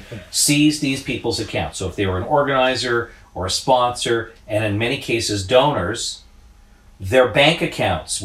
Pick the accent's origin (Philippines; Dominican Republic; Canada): Canada